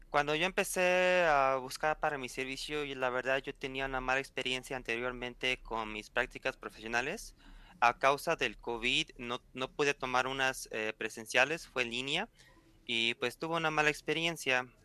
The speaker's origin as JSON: {"language": "Spanish", "region": "Puebla", "country": "Mexico", "said": "Puebla, soy de aquí"}